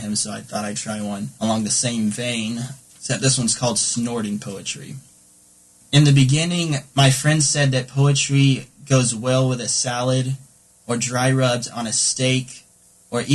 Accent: Durham, North Carolina, United States; I'm originally from Durham, North Carolina.

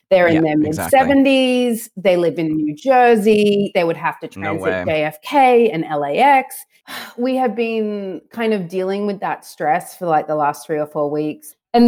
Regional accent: Australia; also born or lived in St. Louis, United States; I'm obviously Australian and I'm American. So my dad's American. My mom's Australian. I was actually born in St. Louis, Missouri.

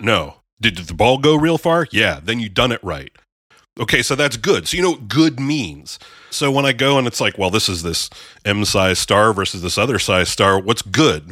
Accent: Erie, Pennsylvania, United States; moved away; I'm originally from Erie

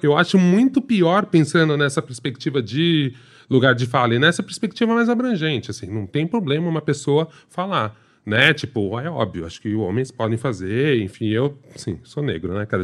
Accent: São Paulo, Brazil; sou paulistano

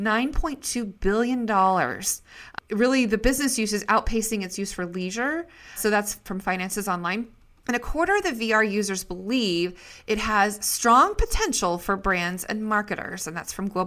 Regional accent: Idaho, United States; also born or lived in Seattle, Washington; born and raised in Idaho

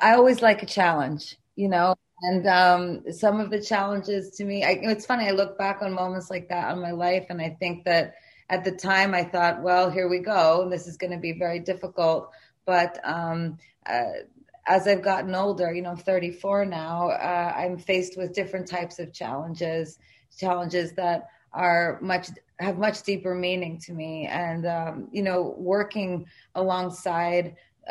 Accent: New York City, New York, United States; I'm from New York. I was there when the Twin Towers were hit.

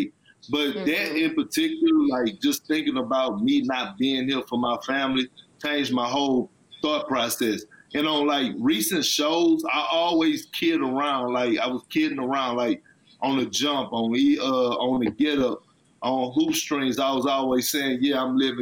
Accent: Texas, United States; I'm from Texas

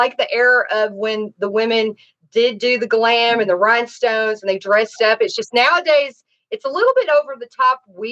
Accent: Nashville, Tennessee, United States; also born or lived in Dade County, Florida; now in Los Angeles, United States; I'm from Tennessee, Nashville

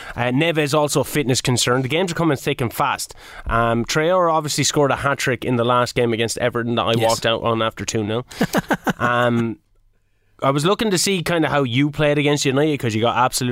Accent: Kilkenny, Leinster, Ireland; being a man from Kilkenny in Ireland

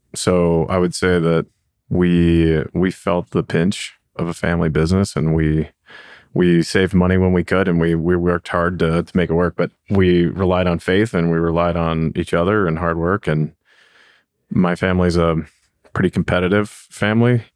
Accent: Cincinnati, Ohio, United States; now in Denver, United States; I grew up in Cincinnati, Ohio

